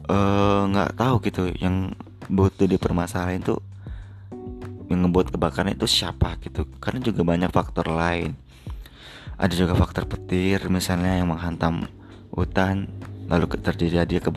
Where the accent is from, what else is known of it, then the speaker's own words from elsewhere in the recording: Palembang, South Sumatra, Indonesia; di Sumatera Selatan juga tempat kota gua di Palembang juga terdampak